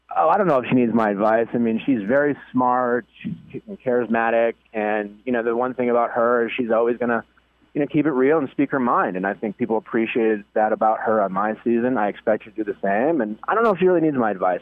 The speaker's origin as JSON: {"language": "English", "town": "Milwaukee", "region": "Wisconsin", "country": "United States", "tie": "born or raised there", "moved": "yes", "said": "We went back home to Milwaukee last week, my hometown"}